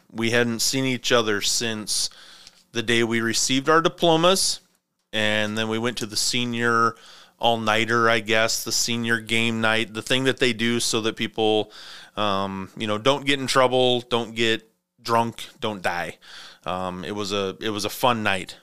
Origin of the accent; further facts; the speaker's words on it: Clarkston, Washington, United States; moved away as an adult; also born or lived in California; Aaron and I grew up together in Clarkston, Washington